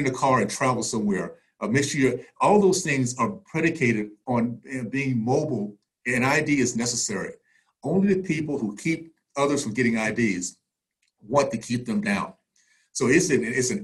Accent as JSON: {"language": "English", "town": "Tallahassee", "region": "Florida", "country": "United States", "tie": "born or raised there", "said": "I grew up in the Deep South, Tallahassee in the 60s"}